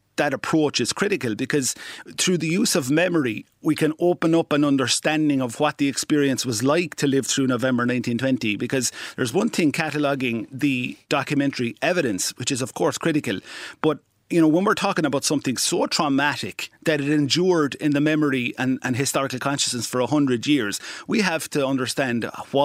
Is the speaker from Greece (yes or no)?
no; Munster, Ireland; Oh, it certainly was, Miles. You know, as you say, since I was a teenager, I've been documenting memory of all kinds